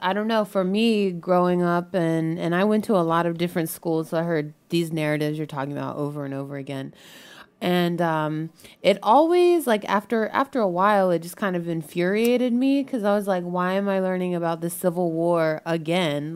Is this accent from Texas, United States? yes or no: no; Maryland, United States; now in Washington, D.C., United States; I grew up in Maryland